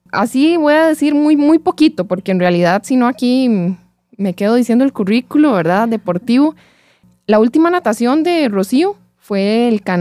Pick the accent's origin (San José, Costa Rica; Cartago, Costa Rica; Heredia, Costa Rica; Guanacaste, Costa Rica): Heredia, Costa Rica; Belén; Somos ahí, de Belén las dos.